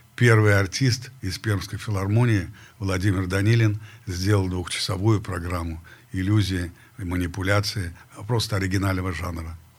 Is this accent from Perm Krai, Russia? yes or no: yes; Perm, Perm Krai, Russia; moved away; я из Перми, Россия